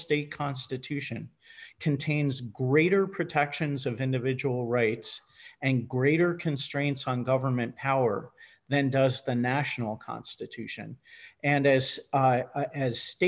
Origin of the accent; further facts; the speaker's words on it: New Jersey, United States; now in Arizona, United States; my home state of New Jersey